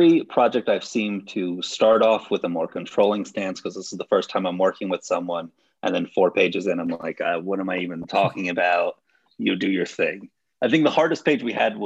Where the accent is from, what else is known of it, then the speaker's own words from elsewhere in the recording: United States; I am American